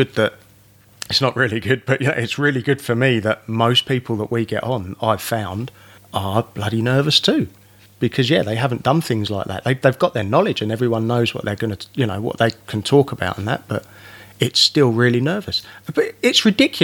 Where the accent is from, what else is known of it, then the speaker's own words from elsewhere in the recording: England, United Kingdom; now in Australia; I'm English